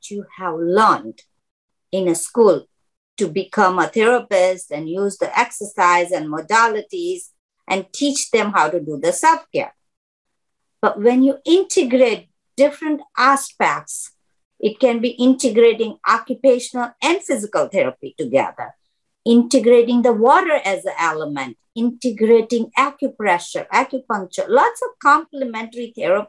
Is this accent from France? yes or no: no; Mumbai, Maharashtra, India; moved away as an adult; now in United States; I have been in United States since 1981. I come from Mumbai, India.